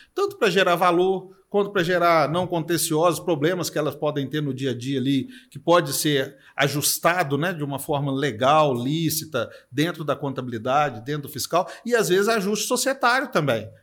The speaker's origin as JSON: {"language": "Portuguese", "region": "Minas Gerais", "country": "Brazil", "tie": "born or raised there", "also_born_or_lived": "São Paulo", "said": "Eu nasci em São Paulo, fui criado em Minas, mas nasci em São Paulo"}